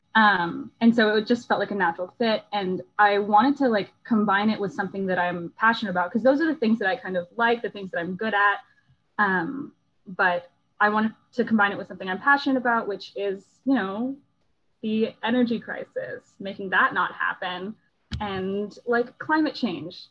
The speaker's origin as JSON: {"language": "English", "town": "Houston", "region": "Texas", "country": "United States", "tie": "born or raised there", "said": "I grew up in Houston"}